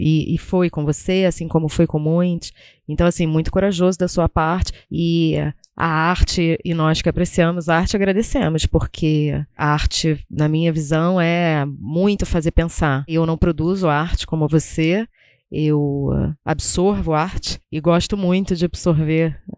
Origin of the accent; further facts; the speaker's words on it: Southeast, Brazil; eu sou mais velha que você e não passei por isso, e sou nascida, criada aqui no Sudeste.